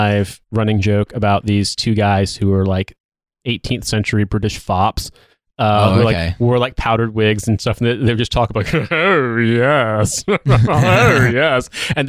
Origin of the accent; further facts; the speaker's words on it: United States; I'm American